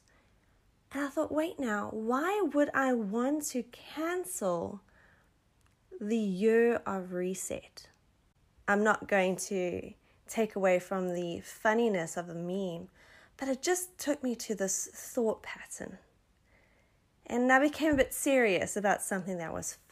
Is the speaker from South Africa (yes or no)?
yes; South Africa; born or raised there